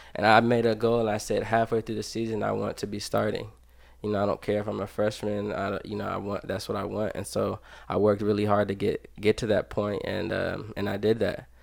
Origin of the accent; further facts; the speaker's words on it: Dayton, Ohio, United States; I grew up here in Dayton, Ohio